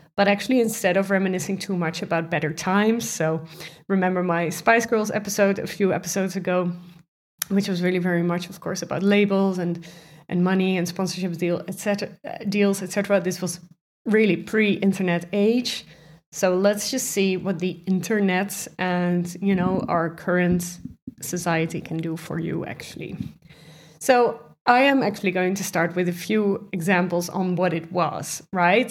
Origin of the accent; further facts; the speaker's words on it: Netherlands; I'm, I'm from the Netherlands